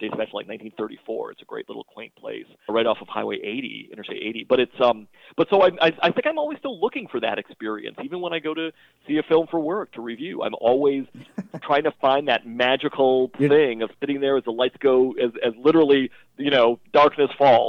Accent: Milwaukee, Wisconsin, United States; moved away; also born or lived in New York; I think I first fell in love with film growing up in Milwaukee, Wisconsin, in the Midwest in the 70s.

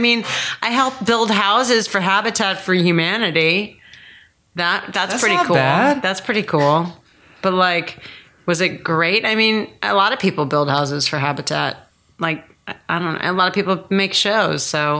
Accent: Connecticut, United States; Like, we came from Connecticut and everybody, like, Connecticut is East Coast.

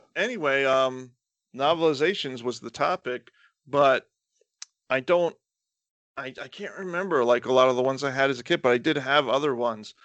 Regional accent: Florida, United States; I grew up in the South

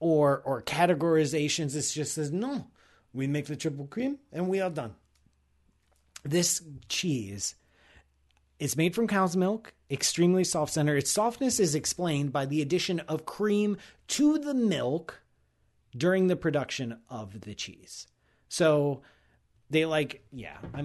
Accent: Ohio, United States; I'm from Ohio

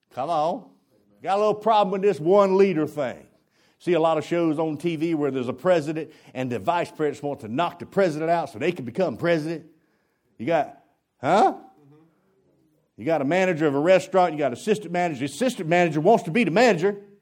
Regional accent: United States; I'm an American

